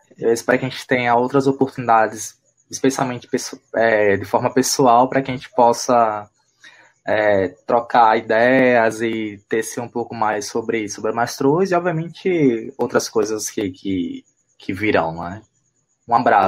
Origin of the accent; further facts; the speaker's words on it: Northeast Brazil, Brazil; a gente como nordestino